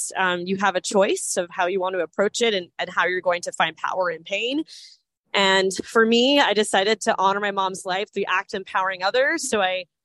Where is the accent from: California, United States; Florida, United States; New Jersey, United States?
Florida, United States; Orlando; I was born and raised in Orlando.